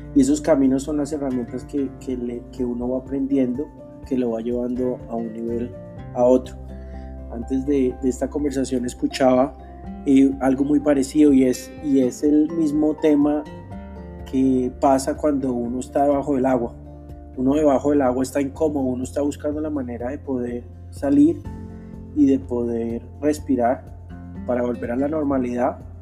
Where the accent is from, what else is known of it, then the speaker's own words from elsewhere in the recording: Bogotá, Colombia; nací en Bogotá, Colombia, hace 31 años